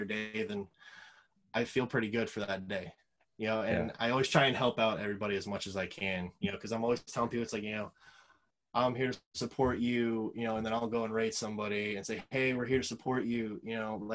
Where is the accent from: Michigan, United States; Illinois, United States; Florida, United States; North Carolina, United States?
Florida, United States; that's where I grew up. It's my hometown area code.